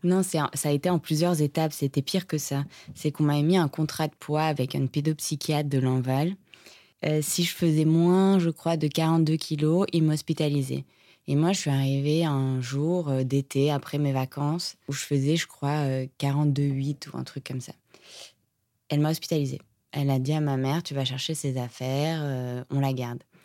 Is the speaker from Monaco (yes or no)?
yes; Monaco; je viens de Monaco